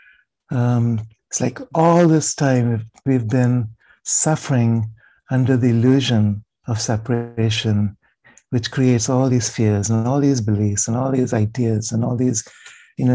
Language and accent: English; India; growing up in India